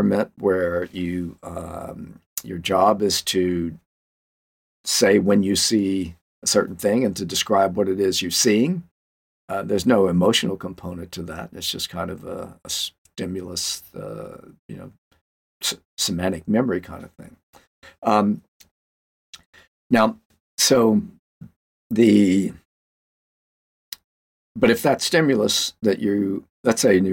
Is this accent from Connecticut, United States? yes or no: no; Louisiana, United States; I'm from Louisiana